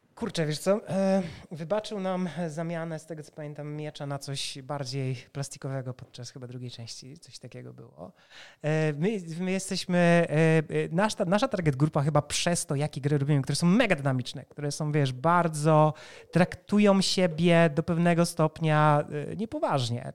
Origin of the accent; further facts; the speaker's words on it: Poland; My jesteśmy deweloperami z Polski